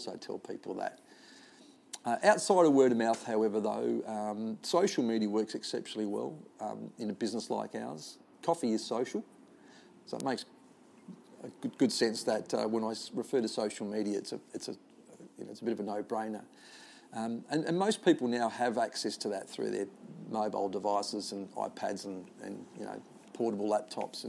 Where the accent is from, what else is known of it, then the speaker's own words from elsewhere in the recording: Adelaide, South Australia, Australia; I come from Glenelg or western suburbs of Adelaide or Lockleys or the Cooyonga Golf Club, which is around the corner